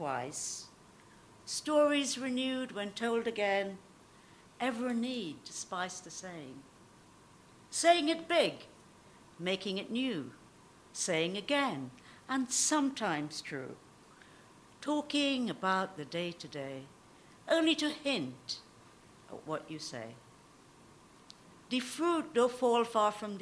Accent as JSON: {"language": "English", "country": "Trinidad & Tobago", "tie": "born or raised there", "moved": "as an adult", "said": "I was born in the Caribbean, and I lived there for the first 17 years."}